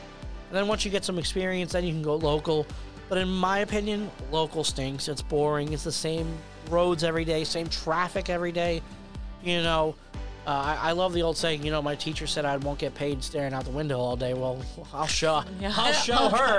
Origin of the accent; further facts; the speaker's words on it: United States; moved away; when I go home to New Jersey, New York, you know, I get like my accent comes out